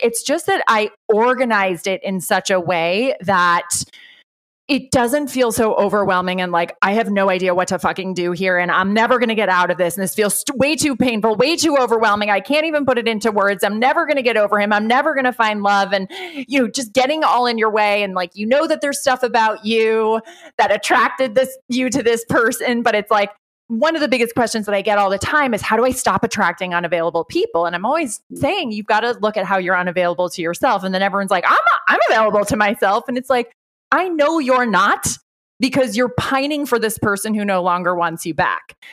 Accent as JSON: {"language": "English", "country": "Ireland", "tie": "born or raised there", "said": "I grew up Irish Catholic. I'm from Ireland. I'm 100% Irish"}